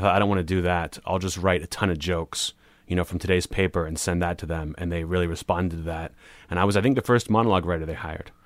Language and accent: English; Pittsburgh, Pennsylvania, United States; moved away as an adult; also born or lived in New Orleans; grew up in Pittsburgh, you know, my whole life, and then I went to New Orleans